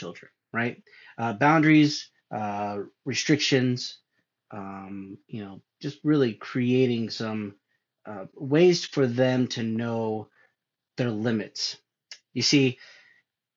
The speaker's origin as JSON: {"language": "English", "region": "California", "country": "United States", "moved": "yes", "said": "I'm from California"}